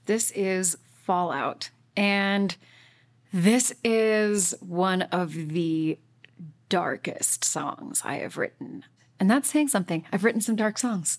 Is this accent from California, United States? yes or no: no; Utah, United States; I was born and raised in Utah